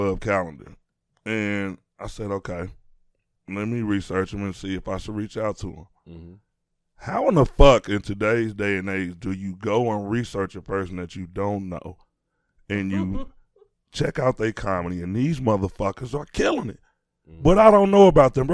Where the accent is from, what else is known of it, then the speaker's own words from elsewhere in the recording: Chicago, Illinois, United States; I'm from Chicago